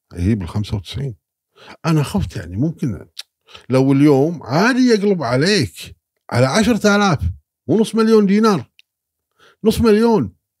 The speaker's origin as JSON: {"language": "Arabic", "country": "Kuwait", "said": "انا كويتي"}